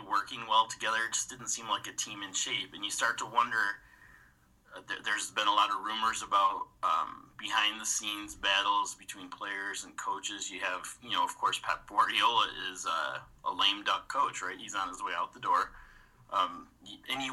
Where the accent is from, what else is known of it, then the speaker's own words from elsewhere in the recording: United States; accent: American; I'm an American, if you couldn't tell by the accent